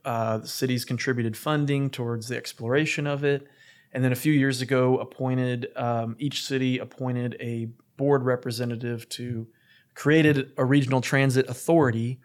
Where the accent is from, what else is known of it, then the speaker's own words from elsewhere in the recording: Norman, Oklahoma, United States; also born or lived in Dallas; growing up in Norman, right near the railroad tracks as well